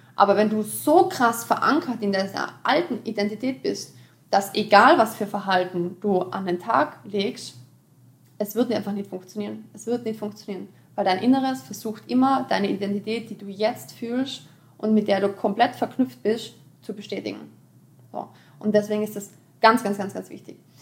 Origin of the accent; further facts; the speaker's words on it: Austria; ich komme aus Österreich